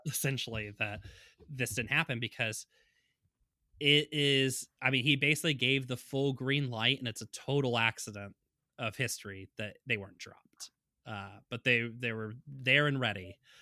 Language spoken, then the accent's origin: English; United States; as an American